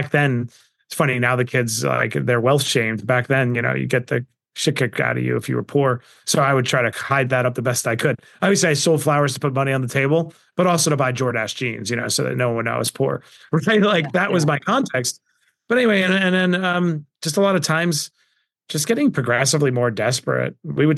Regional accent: Queens, New York, United States; I grew up in Queens, New York, in abject poverty.

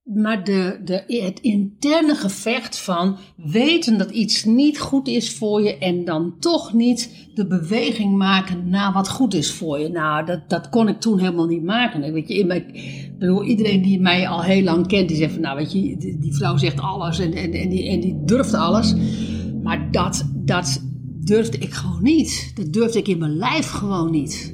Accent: Netherlands; moved away as an adult; wij zijn allebei uit Nederland

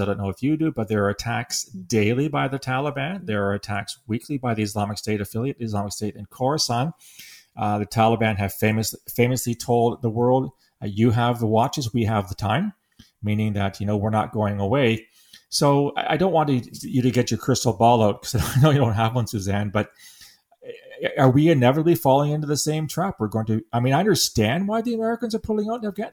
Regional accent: London, Ontario, Canada; now in Russell, Canada; my hometown, London, Ontario

